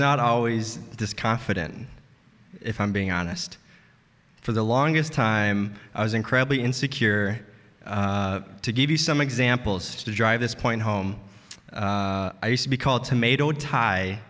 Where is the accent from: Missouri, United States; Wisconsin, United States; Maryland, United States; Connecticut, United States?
Wisconsin, United States; Green Bay; I'm from Green Bay